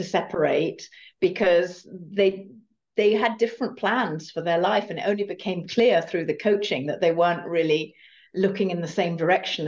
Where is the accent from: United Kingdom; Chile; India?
United Kingdom; moved away; also born or lived in Germany / California; as you can perhaps tell from my accent, I'm originally from the UK